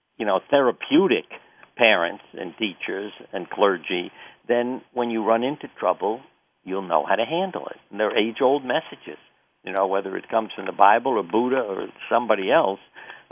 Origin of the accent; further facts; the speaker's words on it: New York, United States; I grew up in New York